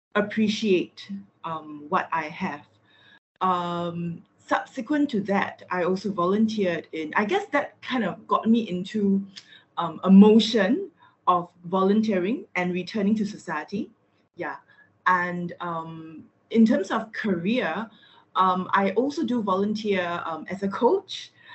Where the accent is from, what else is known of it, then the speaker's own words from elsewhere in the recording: Singapore; I'm from Singapore